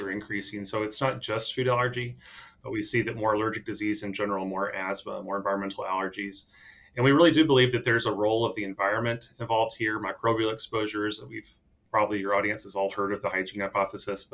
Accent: East Texas, United States; I am a Texan. So I actually grew up on a cattle ranch in East Texas

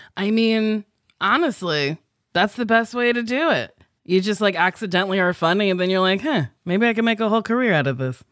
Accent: New Jersey, United States; accent: Jersey; moved away; I sound very Jersey because that's where I grew up

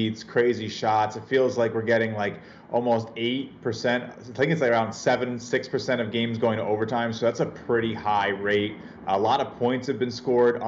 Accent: Tennessee, United States; accent: Tennessee; moved away; also born or lived in New York City; with my real Tennessee accent up here in New York City.

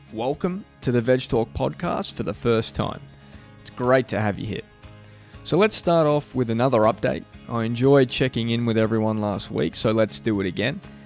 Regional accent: Australia; moved away; I'm from Australia. I, you know, didn't grow up in, like, the high school or college system here

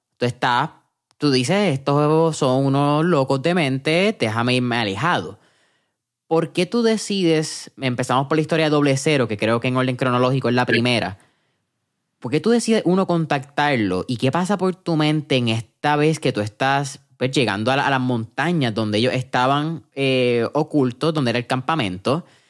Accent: Puerto Rico; aquí en Puerto Rico

